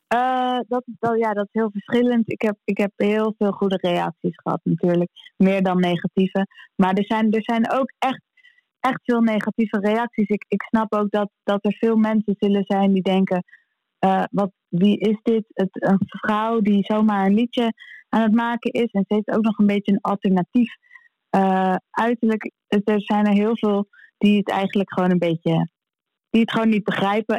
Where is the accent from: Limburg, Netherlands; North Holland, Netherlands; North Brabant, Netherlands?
North Holland, Netherlands; Amsterdam; we als Amsterdammer